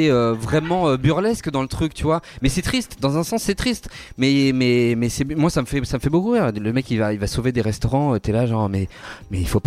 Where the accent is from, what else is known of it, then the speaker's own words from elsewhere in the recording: Paris, Île-de-France, France; en plus, on est parisien, donc euh, à Paris, c'est encore plus difficile.